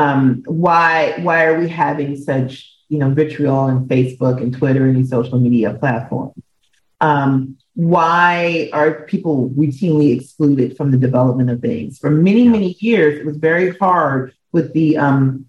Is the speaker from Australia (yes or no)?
no; Minneapolis, Minnesota, United States; moved away; also born or lived in New York City; I grew up in Minneapolis, Minnesota